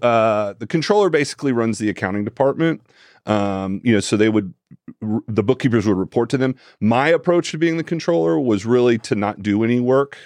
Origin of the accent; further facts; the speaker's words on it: Tallahassee, Florida, United States; also born or lived in Jacksonville, Florida / Orlando, Florida / Ocala, Florida; I was born and raised in Tallahassee, Florida